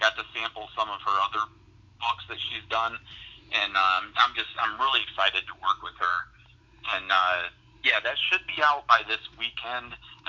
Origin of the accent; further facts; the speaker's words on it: Bradenton, Florida, United States; born there; My biological dad runs several successful halfway houses where I was born in Bradenton, Florida